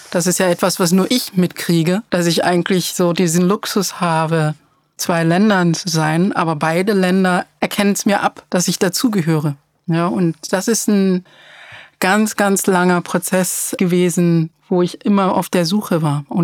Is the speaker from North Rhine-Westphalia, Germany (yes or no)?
yes; Cologne, North Rhine-Westphalia, Germany; Naja, ich habe ja auch kein Problem damit zu sagen, wo ich herkomme. Ich bin aus Köln.